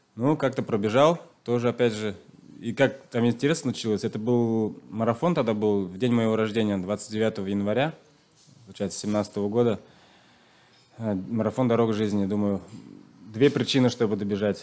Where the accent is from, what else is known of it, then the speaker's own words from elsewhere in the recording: Nizhniye Tatmyshi, Chuvashia, Russia; first language Chuvash; Russian is a second language; сам я из Чувашской республики. Родился в деревне. Э, чуваш, чувашский язык знаю. Вообще русский язык учил